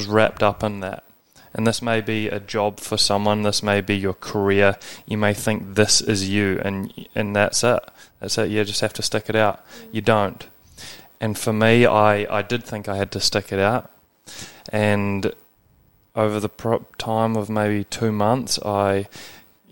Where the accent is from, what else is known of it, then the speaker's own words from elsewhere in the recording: New Zealand; moved away as an adult; also born or lived in Scotland / Australia; I grew up in New Zealand, went to a rugby school